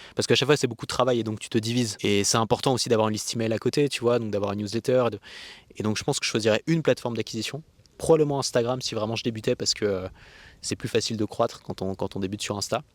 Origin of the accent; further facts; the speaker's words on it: France; en tant que français